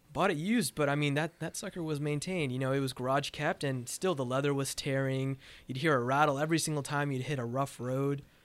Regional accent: Pismo Beach, California, United States; I grew up in Pismo Beach, uh, California

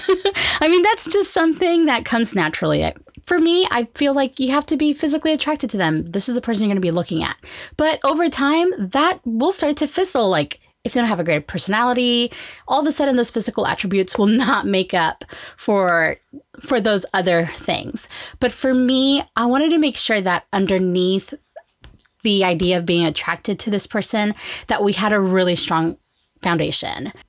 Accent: Oklahoma, United States; we are from Oklahoma

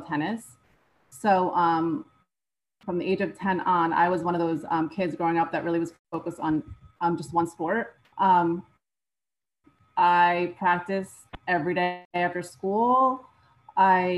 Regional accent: New Jersey, United States; I'm from New Jersey

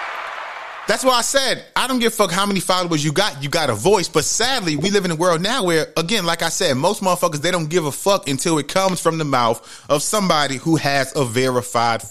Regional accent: New York City, New York, United States; growing up in the Bronx, New York, Webster Avenue, 170

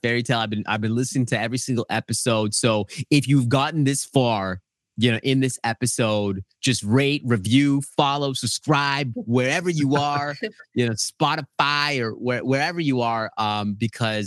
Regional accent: Edmonton, Alberta, Canada; my brother and I were born in a place called Edmonton, Alberta, Canada.

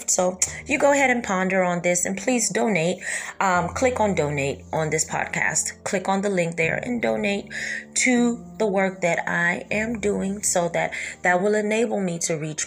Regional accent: United States; also born or lived in Kentucky; I was born and raised in America

